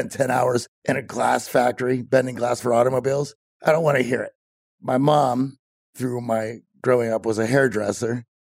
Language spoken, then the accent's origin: English; Greensburg, Pennsylvania, United States; You know, I was born about 40 miles southeast of Pittsburgh, which was a place called Greensburg